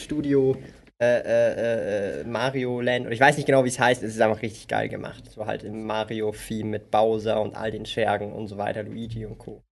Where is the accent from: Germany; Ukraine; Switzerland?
Switzerland; Zurich; Ich bin aus Zürich. Aus dem Kreis vier.